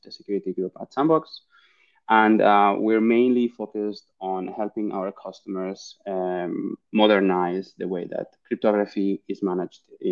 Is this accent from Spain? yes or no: yes; Barcelona, Catalonia, Spain; I'm originally from Barcelona in Spain